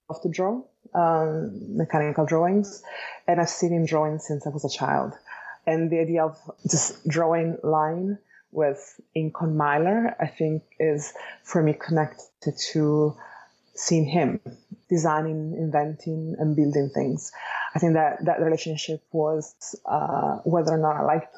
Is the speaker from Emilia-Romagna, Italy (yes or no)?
yes; Bologna, Emilia-Romagna, Italy; accent: Italian; English is a second language; moved away as an adult; now in Los Angeles, United States; I am Italian, as you can hear from my accent. So I was born and raised in Italy, specifically in Bologna